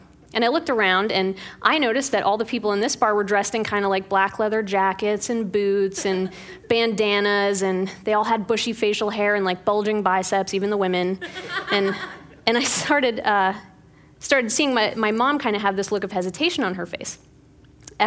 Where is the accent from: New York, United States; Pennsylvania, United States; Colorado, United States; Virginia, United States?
Pennsylvania, United States; Pittsburgh; When I was growing up in Pittsburgh